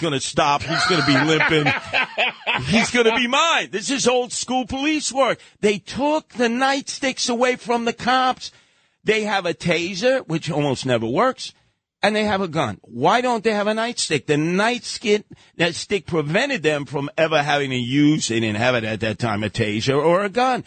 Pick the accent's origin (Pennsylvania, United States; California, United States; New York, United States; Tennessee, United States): New York, United States; New York City; I grew up in Brownsville, East New York, Canarsie, started the Guardian Angels in the South Bronx.